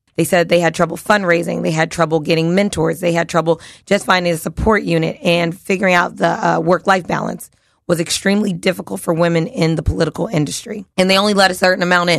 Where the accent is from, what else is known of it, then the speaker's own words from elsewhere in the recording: Philadelphia, Pennsylvania, United States; I'm a kid from South Philly